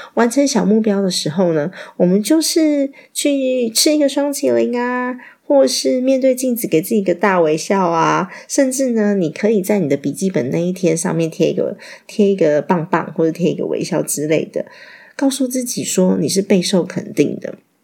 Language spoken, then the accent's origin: Chinese; Taiwan; 我们台湾人都很客气